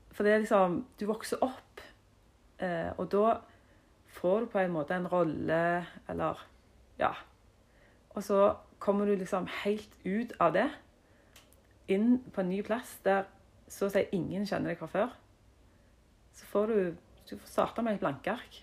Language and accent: Norwegian; Jørpeland, Rogaland, Norway; jeg er jo fra Jørpeland. Mm. Stolt av det. Ja, og vokste opp i en familie på seks.